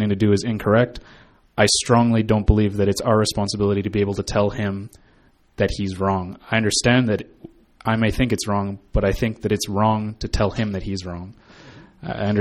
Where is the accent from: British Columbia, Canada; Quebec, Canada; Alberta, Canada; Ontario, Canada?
Alberta, Canada; Calgary; I was raised in Calgary